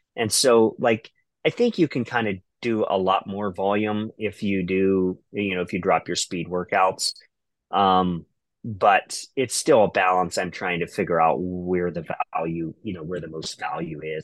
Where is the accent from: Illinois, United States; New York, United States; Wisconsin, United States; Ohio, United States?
Ohio, United States; I'm from Ohio